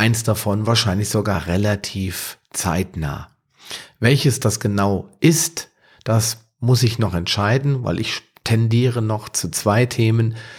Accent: Wetterau, Hesse, Germany; aus meiner Heimat, der Wetterau

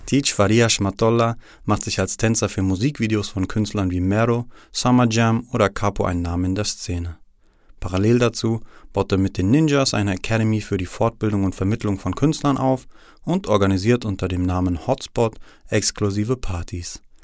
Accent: Frankfurt am Main, Hesse, Germany; Meine Heimatstadt ist unter Synonymen wie Frankfurt, Bankfurt, Manhattan oder Hauptstadt des Verbrechens bekannt.

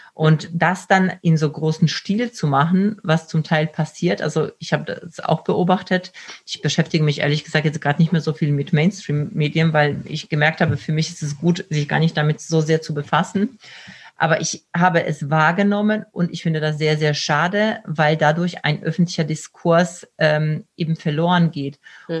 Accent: Poland; moved away; ich komme selbst aus Polen

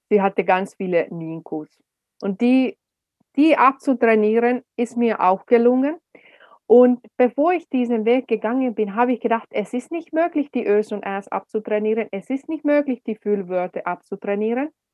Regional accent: Finland; German is a second language; also born or lived in Swabia, Germany; now in Germany; Als Finnin in Deutschland

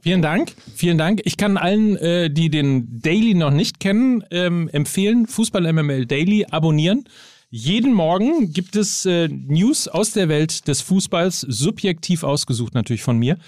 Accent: Germany; wir sind ja Deutsche

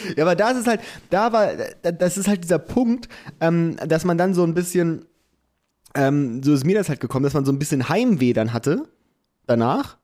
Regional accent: Clausthal-Zellerfeld, Lower Saxony, Germany; now in Hamburg, Germany; da wo wir herkommen, Klaus da Zellerfeld

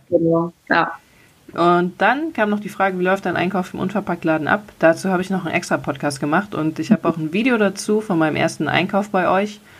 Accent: Cologne, North Rhine-Westphalia, Germany; weil ich es als Kölnerin halt geil finde, mir am Kiosk Süßigkeiten zu kaufen.

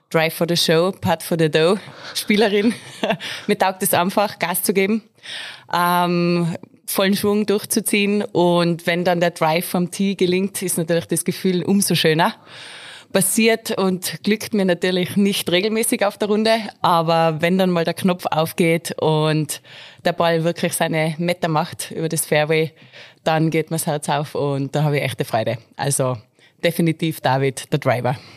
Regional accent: Mieming, Tyrol, Austria; Natürlich bei mir zu Hause im wunderschönen Mirming, Golfclub Mirminger Plateau. Das ist meine Heimat, da bin ich aufgewachsen

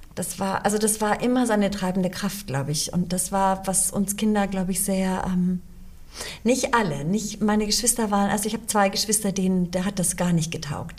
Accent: Munich, Bavaria, Germany; also born or lived in Chicago, United States; bin da aufgewachsen, bis ich sieben Jahre alt war. Dann sind wir nach Deutschland gezogen. Mein Vater hat die Zelte abgebrochen, wir sind nach München ausgewandert und ich bin dort auch gleich in die zweite Klasse gegangen

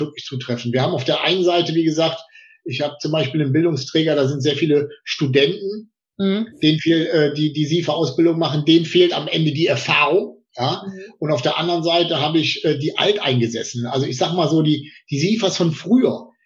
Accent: Potsdam, Brandenburg, Germany; als Potsdamer Junge

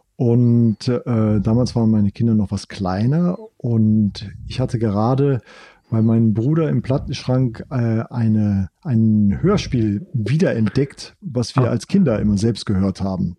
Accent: Rhineland, Germany; Ich bin ja im Rheinland groß geworden

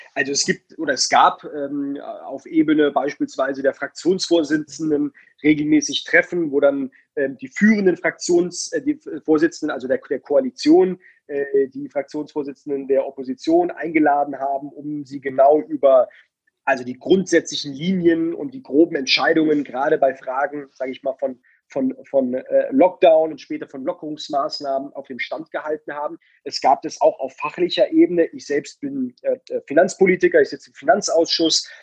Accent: Baden-Württemberg, Germany; ich komme aus Baden-Württemberg

